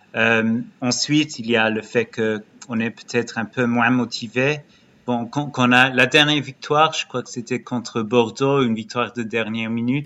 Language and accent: French; Brighton, South East England, United Kingdom; also born or lived in Lyon, France; now in England; je viens de Brighton